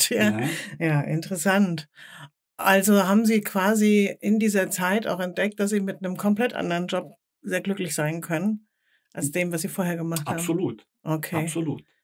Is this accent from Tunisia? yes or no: yes; Tunisia; accent: Tunisian Arabic; Also ich spreche zum Beispiel nur tunesischen Dialekt.